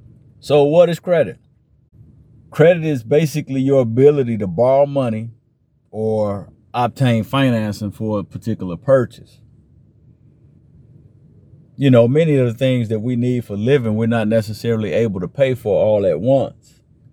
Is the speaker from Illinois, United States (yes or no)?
yes; Chicago, Illinois, United States; now in Atlanta, United States; You know, I grew up in the Chicago area, so I'm a Cubs fan myself